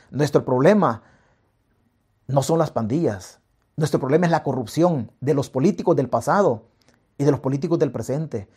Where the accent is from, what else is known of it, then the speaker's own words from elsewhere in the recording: El Salvador; nosotros como salvadoreños